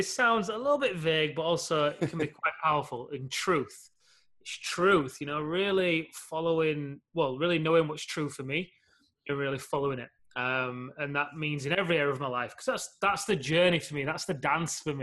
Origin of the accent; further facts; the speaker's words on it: Leeds, Yorkshire and the Humber, United Kingdom; UK, Leeds, a couple of hours north of your homeland